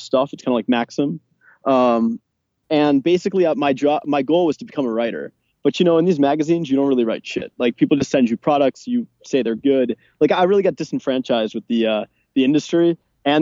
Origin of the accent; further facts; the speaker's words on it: New York, United States; moved away as an adult; also born or lived in England / Las Vegas; now in Budapest, Hungary; I grew up in New York.